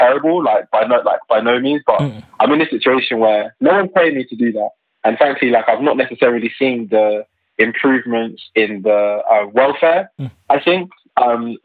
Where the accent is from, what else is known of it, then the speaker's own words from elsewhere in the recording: Luton, East of England, United Kingdom; I'm from Luton, and locally I'm involved in our politics here.